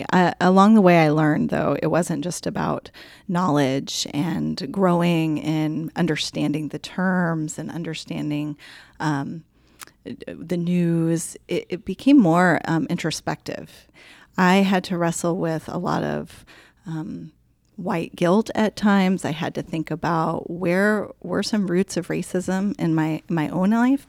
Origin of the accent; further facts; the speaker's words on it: Colorado, United States; moved away; I guess I'm a mom. I grew up in Colorado.